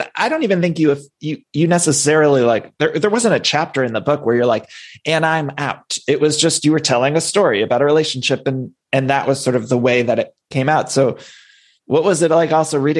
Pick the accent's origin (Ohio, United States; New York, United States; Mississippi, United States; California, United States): Ohio, United States; I'm gay, and you know, but I do think I'm from Ohio too